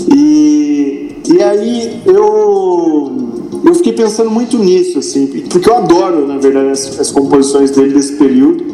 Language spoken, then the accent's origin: Portuguese; interior of São Paulo, Brazil; eu sou do, aqui do interior de São Paulo